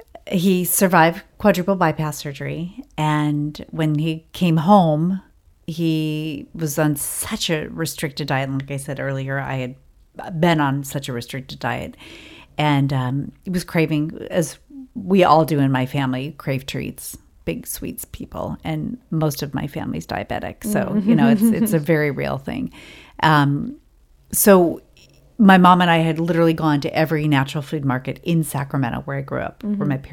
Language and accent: English; Ireland; I mean, and I'm Irish, so we are master storytellers.